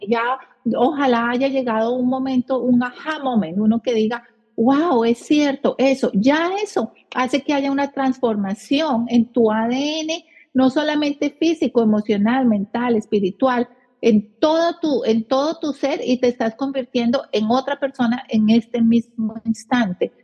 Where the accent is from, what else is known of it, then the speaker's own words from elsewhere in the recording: Colombia; now in United States; nosotras somos colombianas